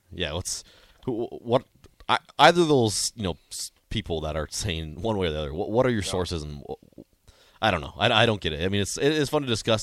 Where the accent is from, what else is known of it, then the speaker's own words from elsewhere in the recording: North Dakota, United States; moved away as an adult; now in Nebraska, United States; I'm originally from North Dakota, and I oh, came down here for college